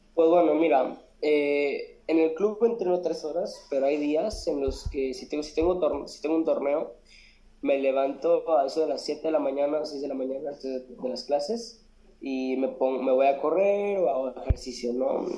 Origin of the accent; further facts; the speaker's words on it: Monterrey, Nuevo León, Mexico; Soy de Monterrey, eh, Monterrey Nuevo León.